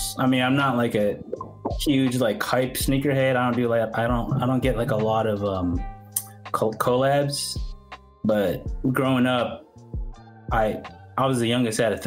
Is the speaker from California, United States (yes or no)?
yes; San Jose, California, United States; I grew up in San Jose, California